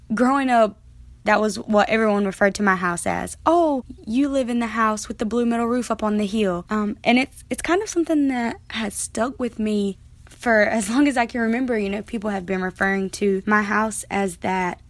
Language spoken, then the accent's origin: English; Pembroke, North Carolina, United States; moved away as an adult; now in Durham, United States; I can go back to Pembroke